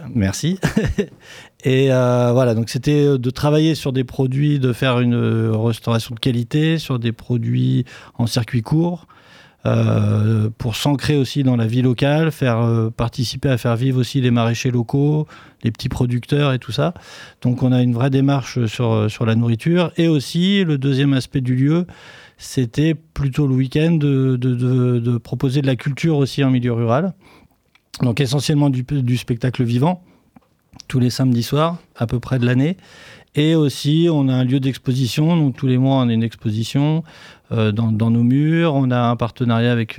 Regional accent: Poitiers, Nouvelle-Aquitaine, France; je suis musicien sur Poitiers, je suis né à Poitiers, donc j'ai toujours fait de la musique à Poitiers

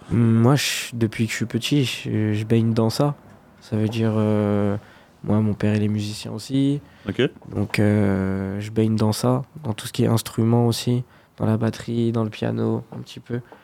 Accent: Fontenay-le-Comte, Pays de la Loire, France; je suis de Fontenay-le-Comte en Vendée

